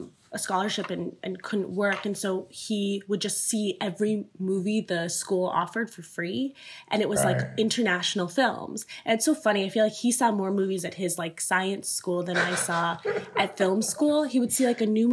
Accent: Northwest Indiana, United States; moved away as an adult; also born or lived in New York; my family's from India. I grew up in Indiana

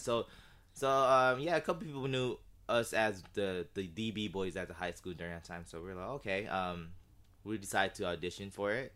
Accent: Sacramento, California, United States; moved away as an adult; now in Los Angeles, United States; originally, uh, born and raised in Sacramento

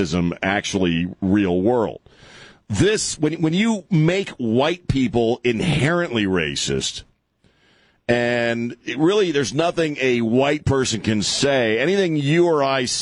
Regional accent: Maryland, United States; I grew up in Maryland

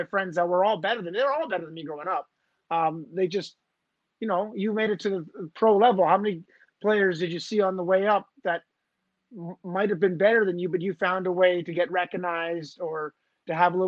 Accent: Dollard-des-Ormeaux, Quebec, Canada; I grew up playing in Dollard du Zormo, which is a little suburb of Montreal. It's actually in the West Island.

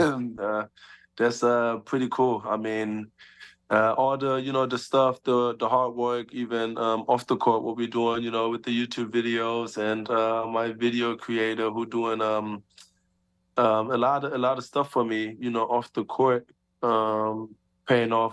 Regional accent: Germany; moved away as an adult; me and my two little siblings, you know, we born and raised in Germany

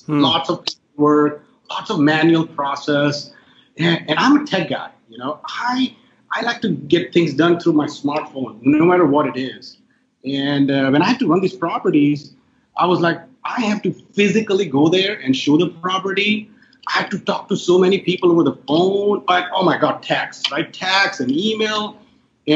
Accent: India; moved away as an adult; now in United States; I'm originally from India, but I've been in the U.S. for the last 16 years

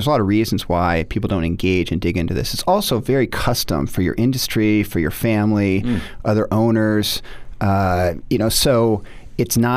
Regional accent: Seattle, Washington, United States; moved away as an adult; also born or lived in Notre Dame, Indiana; I grew up in Seattle, went to Notre Dame undergraduate

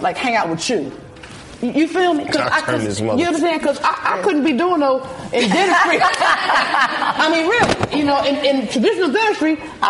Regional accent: Philadelphia, Pennsylvania, United States; I'm getting old. I'm an OG from West Philly.

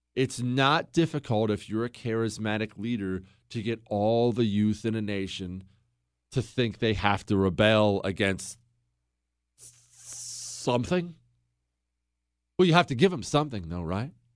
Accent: United States; I'm an American

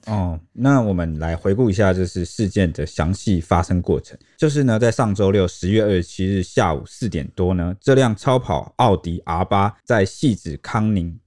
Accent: Taiwan; 从小生活在这边

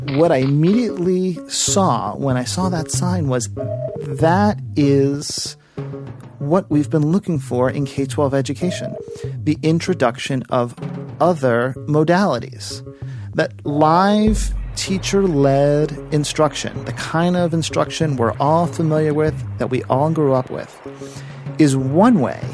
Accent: South Florida, United States; moved away; also born or lived in New York City; I am originally from South Florida, and I was uh, visiting my family in Miami

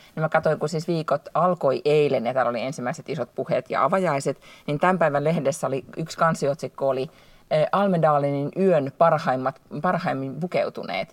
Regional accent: Finland; now in Sweden

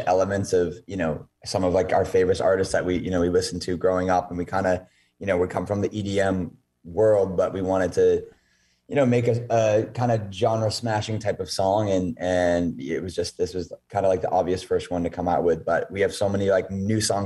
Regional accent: Maine, United States; I'm from Maine

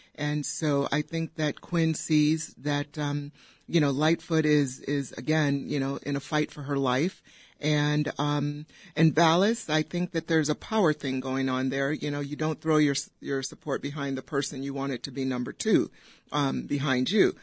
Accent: Downers Grove, Illinois, United States; I grew up in Downers Grove, went to Downers Grove South

